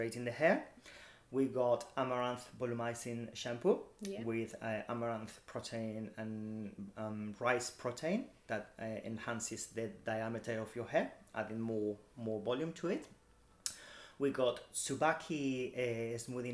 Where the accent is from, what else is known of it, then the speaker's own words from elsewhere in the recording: Madrid, Community of Madrid, Spain; now in United Kingdom; I'm from Madrid